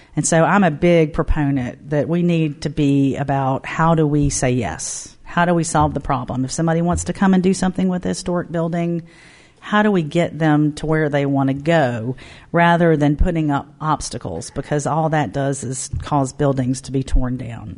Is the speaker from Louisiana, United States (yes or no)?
no; Mobile, Alabama, United States; moved away as an adult; now in Knoxville, United States; my hometown Mobile